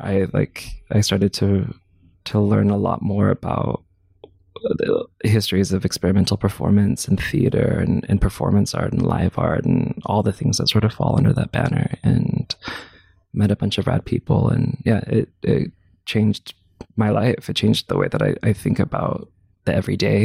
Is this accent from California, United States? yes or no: yes; Clovis, California, United States; moved away; also born or lived in Fresno, California; I grew up in a suburb of that place called Clovis, California